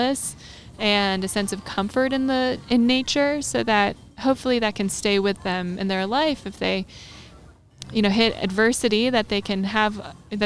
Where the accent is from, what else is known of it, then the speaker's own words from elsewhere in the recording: New Jersey, United States; now in North Carolina, United States; I grew up in New Jersey, and it's called the Garden State